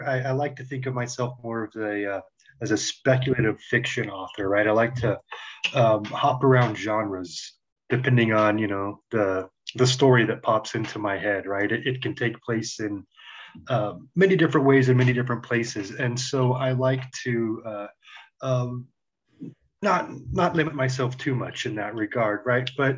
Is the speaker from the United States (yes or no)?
yes; Roswell, New Mexico, United States; also born or lived in Lubbock, Texas; now in Albuquerque, United States; I grew up in Roswell, around there